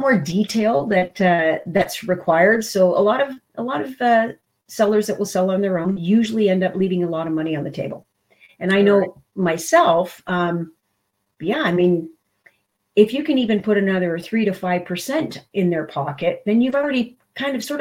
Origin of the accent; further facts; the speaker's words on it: Brampton, Ontario, Canada; moved away as an adult; also born or lived in Toronto, Canada; now in Waterloo, Canada; I was born and raised in Brampton